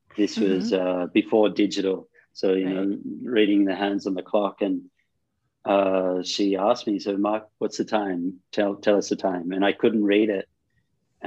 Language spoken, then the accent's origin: English; Australia; moved away as an adult; also born or lived in Sydney / Cairns; now in India; Growing up in Australia